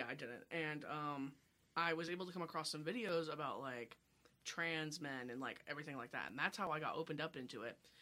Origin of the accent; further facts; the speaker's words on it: Kansas City, United States; I'm from KC, like South KC.